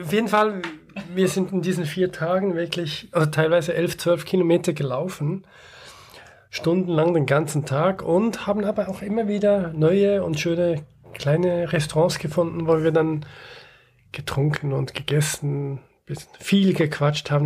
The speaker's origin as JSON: {"language": "German", "country": "Switzerland", "said": "wir als Schweizer"}